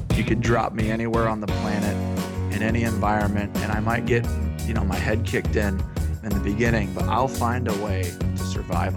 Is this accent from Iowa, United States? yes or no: no; San Diego, California, United States; I'm also from San Diego.